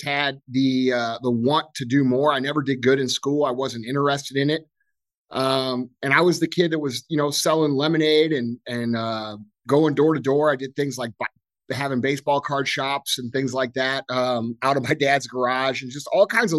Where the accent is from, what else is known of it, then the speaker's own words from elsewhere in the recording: St. Louis, Missouri, United States; I grew up here right outside St. Louis, Missouri. My business is located here. I grew up on a little gravel road called Mooney Lane.